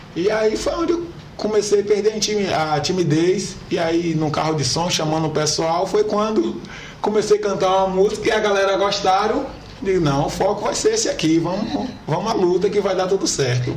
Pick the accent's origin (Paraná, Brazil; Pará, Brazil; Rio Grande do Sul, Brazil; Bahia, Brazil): Bahia, Brazil; Corte de Pedra; also born or lived in Taperoá, Bahia / Feira de Santana, Bahia; eu sou natural de Itaperoá, né? natural de Itaperoá, Bahia, mas eu fui criado em Corte de Pedra.